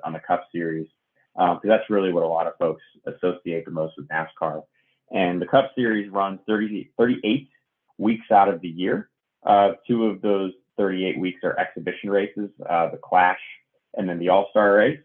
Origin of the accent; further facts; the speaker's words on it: Northeast, United States; growing up in the Northeast